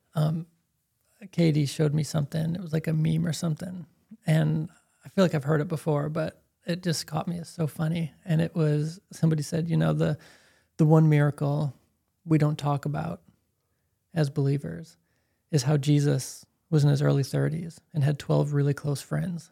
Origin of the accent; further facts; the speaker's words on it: Chicago, Illinois, United States; I'm from Chicago